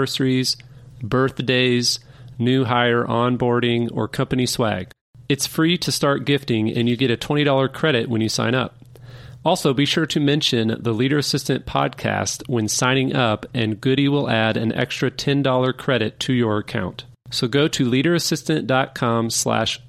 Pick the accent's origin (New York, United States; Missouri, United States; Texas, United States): Missouri, United States; Kansas City; growing up in Kansas City, Missouri